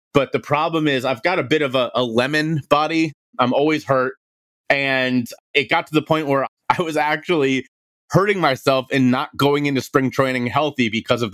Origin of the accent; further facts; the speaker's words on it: Cincinnati, Ohio, United States; moved away; I'm from Cincinnati, Ohio. I grew up in a very athletic family